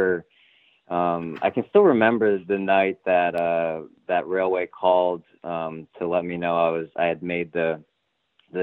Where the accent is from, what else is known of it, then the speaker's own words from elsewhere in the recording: Pottsville, Pennsylvania, United States; I was from Pottsville